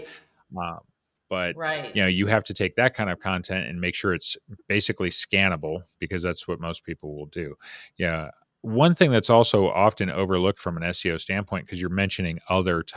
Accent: Las Vegas, Nevada, United States; moved away; I grew up in Las Vegas.

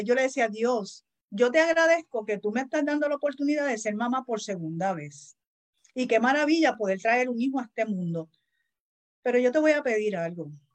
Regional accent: Puerto Rico; Los boricuas pronunciamos mal, vivimos con la L

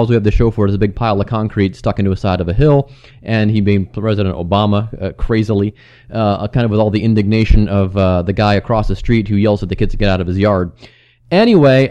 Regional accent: Cleveland, Ohio, United States; moved away; my hometown, Cleveland, Ohio

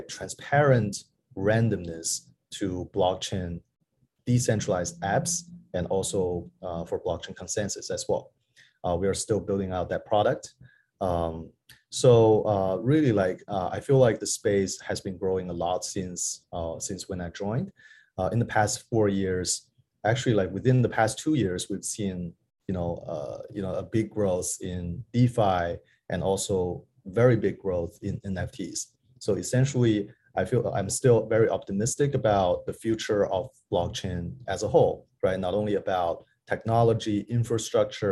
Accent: Beijing, China; also born or lived in New York; I was working at a venture capital in Beijing, where it's my hometown

